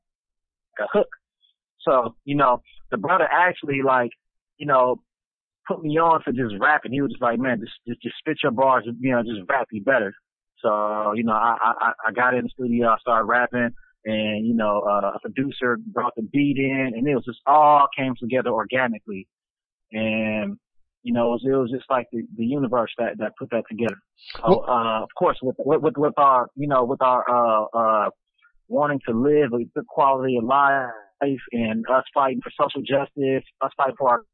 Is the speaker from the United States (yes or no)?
yes; Los Angeles, California, United States; I was born in Los Angeles, California, from Chicago. So we came up in Compton, South Central, Watts